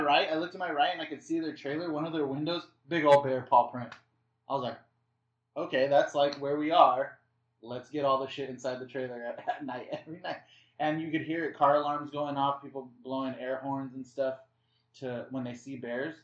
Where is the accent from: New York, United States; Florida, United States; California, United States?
California, United States; La Mirada; I'm from L- from LA. I grew up with LA lifestyle.